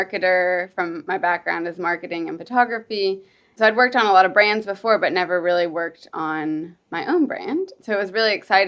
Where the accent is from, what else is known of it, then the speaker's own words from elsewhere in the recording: Kentucky, United States; moved away as an adult; also born or lived in New York; now in London, United Kingdom; he moved to Kentucky, which is where I'm from, whenever he was in his 20s. To work in the horse industry. And I grew up in Kentucky